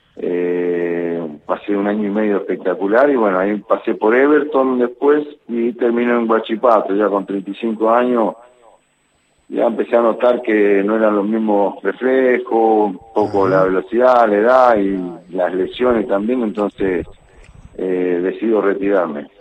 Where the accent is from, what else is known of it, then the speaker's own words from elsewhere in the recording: Mendoza, Argentina; moved away as an adult; also born or lived in La Plata; now in Chile; Sí, mendocino. Eh, mendocino, de verdad.